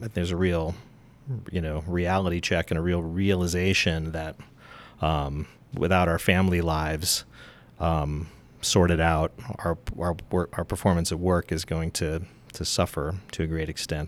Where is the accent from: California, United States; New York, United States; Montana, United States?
Montana, United States; Helena; moved away as an adult; I grew up in Helena